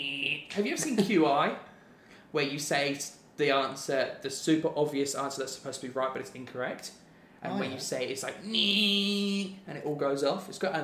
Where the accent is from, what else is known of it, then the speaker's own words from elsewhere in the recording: Ipswich, East of England, United Kingdom; I'm an Ipswich Town boy. I'm from Ipswich.